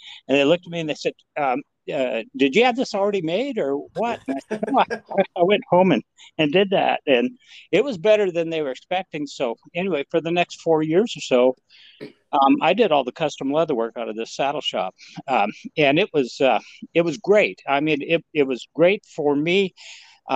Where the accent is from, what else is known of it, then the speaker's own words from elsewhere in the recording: Montana, United States; now in Texas, United States; I grew up in Montana